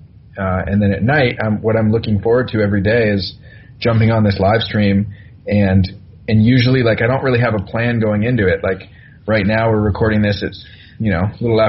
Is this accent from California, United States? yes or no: yes; Bay Area, California, United States; I'm from the Bay Area